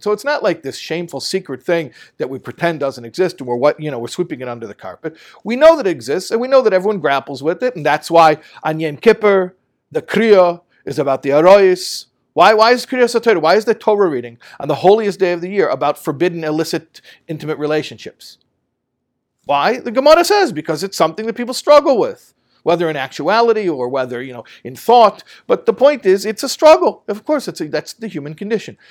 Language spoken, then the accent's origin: English; Chicago, Illinois, United States; growing up in Chicago